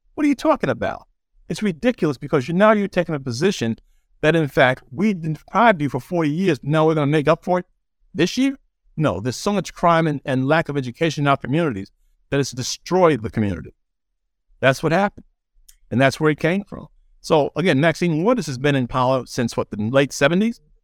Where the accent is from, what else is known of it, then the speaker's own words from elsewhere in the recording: New York City, New York, United States; also born or lived in Birmingham, Alabama; now in Los Angeles, United States; I was raised in Jamaica, New York, so I've seen crime there too.